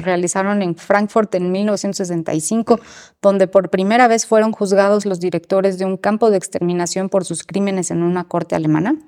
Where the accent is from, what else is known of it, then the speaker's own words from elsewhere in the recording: Mexico; como mexicanos, ¿qué podemos sacar